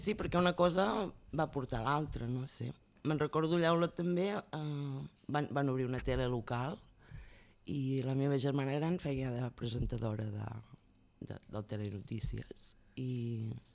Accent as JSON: {"language": "Catalan", "town": "Olot", "region": "Catalonia", "country": "Spain", "tie": "born or raised there", "said": "Jo sóc d'Olot i allà pues, vaig començar també a fer els pastorets, amb, amb la gent del barri fèiem obres de teatre"}